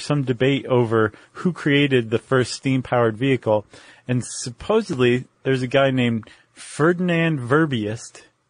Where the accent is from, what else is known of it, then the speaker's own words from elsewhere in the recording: South West England, United Kingdom; I'm from Cornwall.